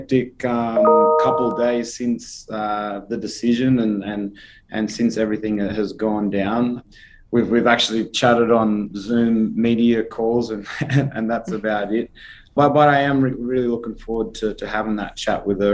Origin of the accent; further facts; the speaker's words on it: Australia; as an Australian number one, but as an Australian athlete number two